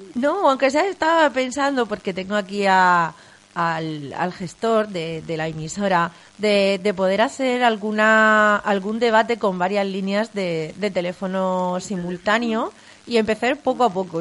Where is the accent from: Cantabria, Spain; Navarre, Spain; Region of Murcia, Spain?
Region of Murcia, Spain; Vega Media; yo soy de la Vega Media, de, de la zona de, de, Murcia por Iguela